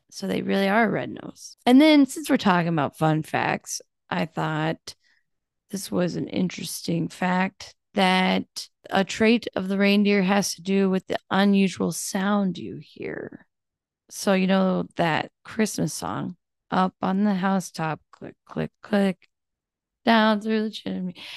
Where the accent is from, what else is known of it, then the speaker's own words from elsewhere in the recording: United States; we do that as Americans